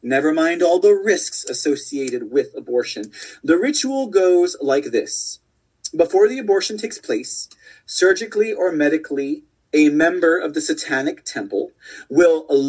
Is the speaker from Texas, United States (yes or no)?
yes; Texas, United States; my rights as a Texan